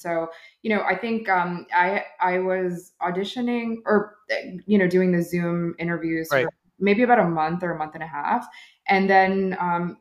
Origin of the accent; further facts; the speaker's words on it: New Jersey, United States; moved away as an adult; now in New York City, United States; I'm a Jersey girl at heart. So I grew up in New Jersey, but I've lived in New York for most of my adult life.